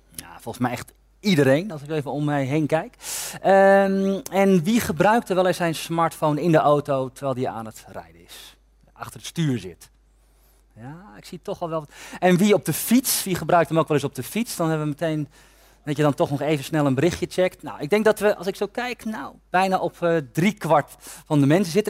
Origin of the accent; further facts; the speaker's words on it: Amersfoort, Utrecht, Netherlands; Ik kom uit Amersfoort. En bij ons in Amersfoort